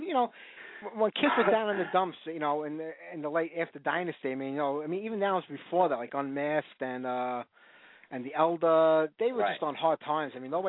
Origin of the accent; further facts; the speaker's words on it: New York City, New York, United States; I'm old school. I'm from Brooklyn.